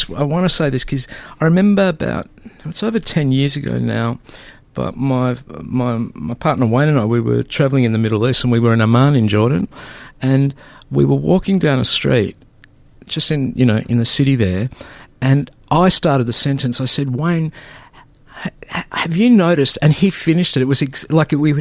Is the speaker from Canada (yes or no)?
no; Melbourne, Victoria, Australia; born or raised there; first language Greek; English is a second language